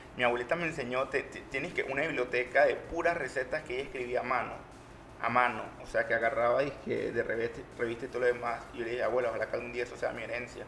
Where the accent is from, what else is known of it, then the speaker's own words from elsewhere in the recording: Panama; yo como panameño